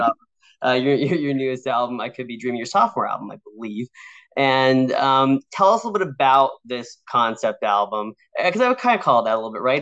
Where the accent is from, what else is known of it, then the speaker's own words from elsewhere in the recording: West Coast, United States; I grew up on the West Coast